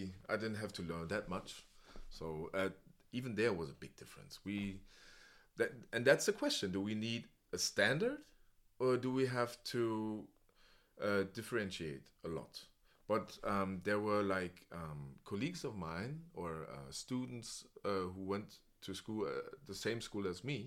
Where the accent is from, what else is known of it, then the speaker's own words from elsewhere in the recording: Berlin, Germany; English is a second language; I was raised in Spandau, and it was like an elite school